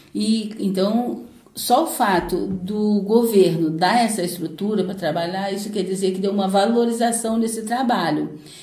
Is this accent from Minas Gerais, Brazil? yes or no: no; Paraty, Rio de Janeiro, Brazil; Sou caiçara, né? Nasci em Ponta Negra, lá mesmo, de Ponta Negra, e vim para a cidade em, em 1981, já tinha 11 anos